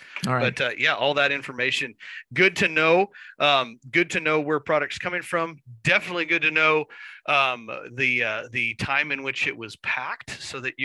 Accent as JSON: {"language": "English", "region": "California", "country": "United States", "tie": "born or raised there", "said": "my home country, California"}